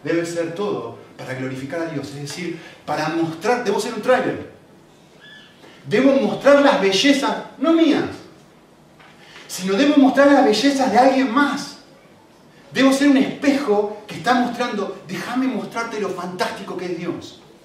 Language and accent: Spanish; Argentina; moved away; soy argentino